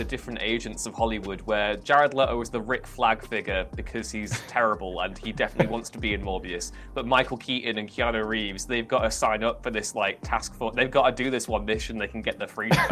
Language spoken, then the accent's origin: English; Liverpool, North West England, United Kingdom; I'm from Liverpool